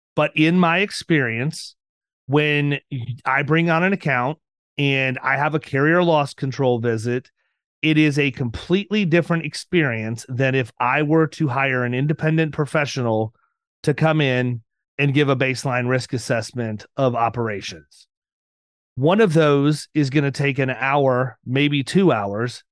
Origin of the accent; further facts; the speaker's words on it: Florida, United States; I'm from Florida